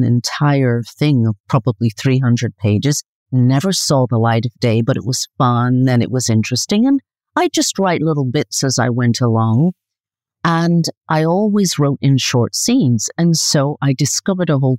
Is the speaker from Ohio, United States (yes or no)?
no; New York, United States; moved away as an adult; also born or lived in Caribbean / California; now in Italy; So I'm from New York originally. I did live in the Caribbean for a bit, for a few years in my childhood